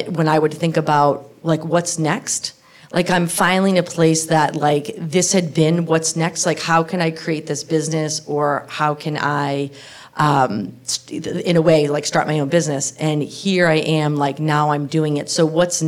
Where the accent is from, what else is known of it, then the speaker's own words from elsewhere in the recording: Boston, Massachusetts, United States; I grew up in Boston